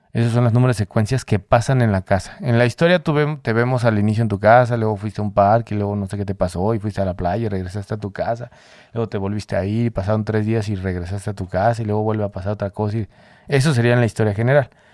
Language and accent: Spanish; Mexico; somos mexicanos todos